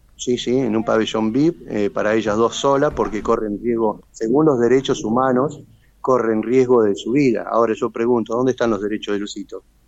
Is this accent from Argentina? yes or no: yes; General Pico, La Pampa, Argentina; soy nativo de acá de General Pico